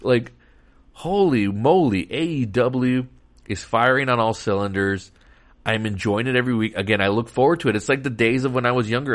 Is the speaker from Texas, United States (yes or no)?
yes; Texas, United States; Texas, my home state